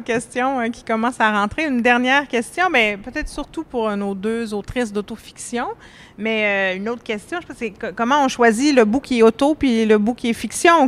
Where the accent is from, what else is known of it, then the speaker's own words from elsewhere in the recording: Laurentides, Quebec, Canada; moved away; je viens d'un lieu paradisiaque, là, je viens des Laurentides